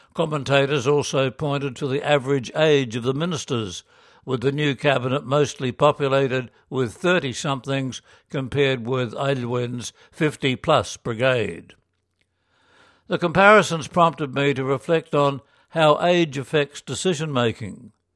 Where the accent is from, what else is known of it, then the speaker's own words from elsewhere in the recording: Chile; moved away as an adult; now in United Kingdom; a missionary from Chile working with young Faith in Action volunteers in Britain